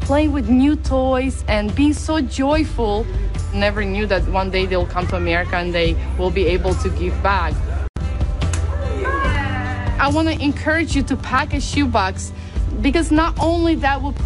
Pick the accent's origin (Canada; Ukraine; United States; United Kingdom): Ukraine; I'm from Ukraine